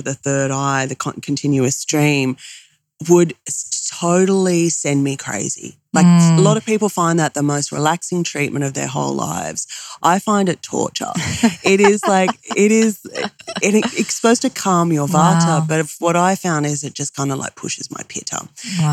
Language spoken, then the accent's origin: English; Australia; I'm Australian